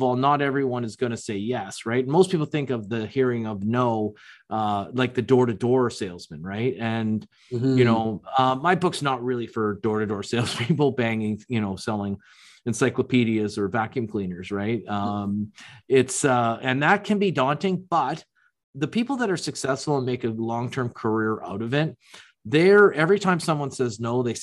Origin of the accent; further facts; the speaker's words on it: Toronto, Ontario, Canada; I'm from Toronto